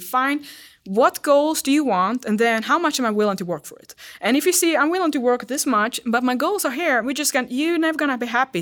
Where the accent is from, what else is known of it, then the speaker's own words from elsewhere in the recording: Sweden; English is a second language; now in United States; I'm from Sweden